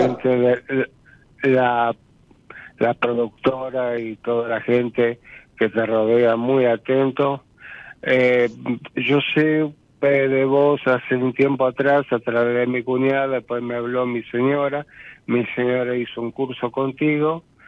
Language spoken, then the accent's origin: Spanish; Ramos Mejía, Buenos Aires Province, Argentina; now in Castelar, Argentina; vivo en estos momentos en Castelar y soy nacido y criado en Ramos Mejía